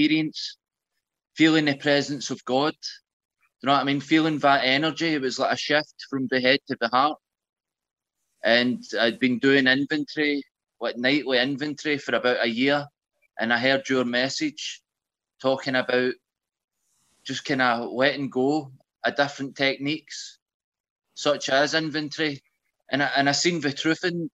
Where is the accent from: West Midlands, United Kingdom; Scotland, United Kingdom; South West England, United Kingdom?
Scotland, United Kingdom; Glasgow; I am from Glasgow